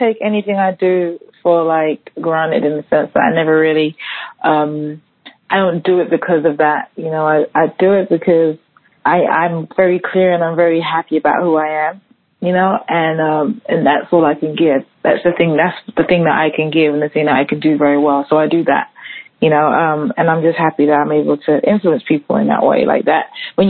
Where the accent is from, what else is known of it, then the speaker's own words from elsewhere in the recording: London, United Kingdom; London and where I grew up in London to kind of like growing up in Harlem.